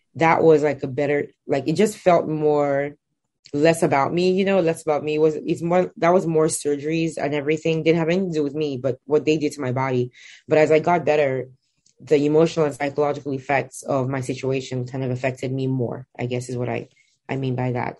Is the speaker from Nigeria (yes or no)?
yes; Nigeria; born or raised there